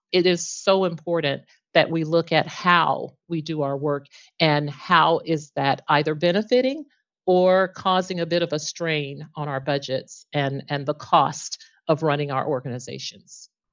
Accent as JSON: {"language": "English", "town": "Texarkana", "region": "Texas", "country": "United States", "tie": "born or raised there", "moved": "yes", "lives_now": "Plano, United States", "said": "I started my local government journey, um, in my hometown of Texarkana back in nineteen eighty-eight"}